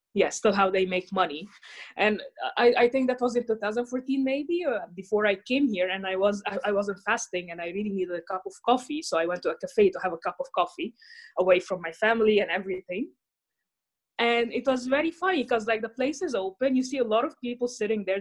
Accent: Cairo, Cairo Governorate, Egypt; moved away as an adult; now in Netherlands; I come from Cairo, Egypt. I've been in the Netherlands for almost five years now

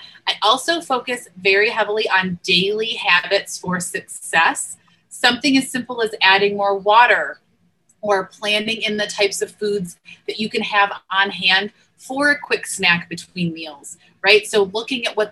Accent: Northeast, United States; moved away; I grew up in the Northeast

